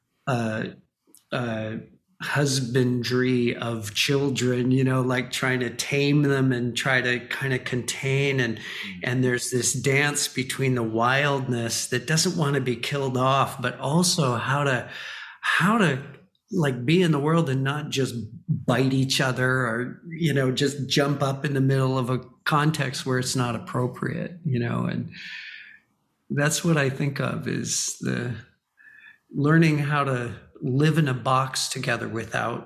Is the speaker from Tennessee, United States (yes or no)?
no; Hawaii, United States; I grew up in Hawaii